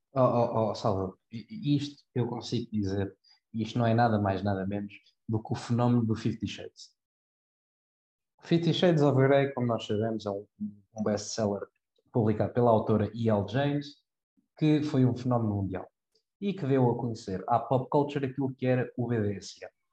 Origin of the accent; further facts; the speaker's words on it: Cascais, Lisbon, Portugal; nasci e criado em Cascais, eu, eu nasci a 200 metros do mar